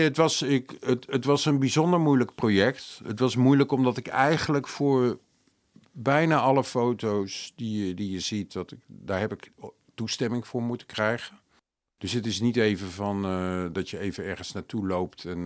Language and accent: Dutch; Amsterdam, North Holland, Netherlands; als Amsterdammer